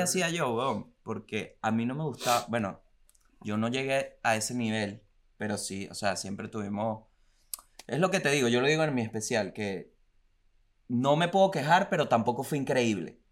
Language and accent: Spanish; La Guaira, Venezuela; Acuérdate que soy de La Guaira